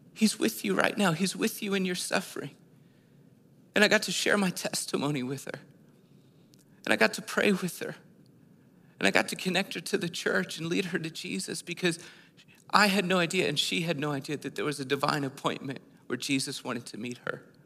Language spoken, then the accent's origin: English; East Coast, United States; moved away as an adult; I'm from the East Coast. I just moved here like four weeks ago